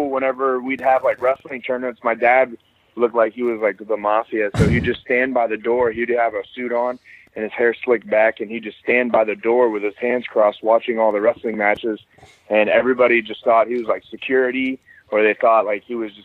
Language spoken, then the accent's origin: English; Kearney, Missouri, United States; I grew up in a small town called Kearney, Missouri